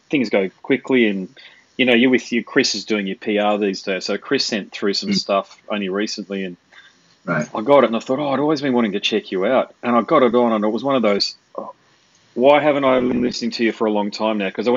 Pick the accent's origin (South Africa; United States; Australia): Australia; Sydney, New South Wales; moved away; I was born in Sydney actually, so I know all about it. My mother still lives down there